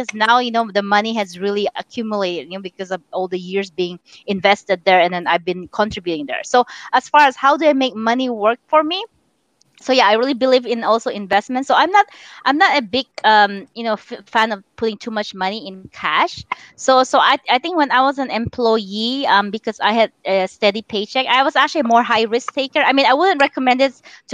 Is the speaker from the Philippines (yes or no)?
yes; Philippines; now in United States; I'm Chinese born and raised in the Philippines.